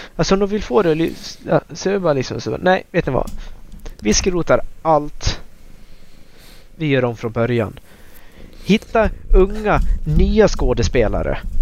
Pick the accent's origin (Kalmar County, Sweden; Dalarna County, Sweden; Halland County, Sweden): Dalarna County, Sweden; moved away as an adult; also born or lived in Luleå; jag bodde eh, hemma i Dalarna igen